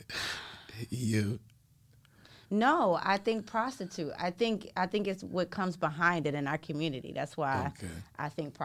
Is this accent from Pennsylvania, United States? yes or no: yes; Philadelphia, Pennsylvania, United States; I was born and raised in West Philly.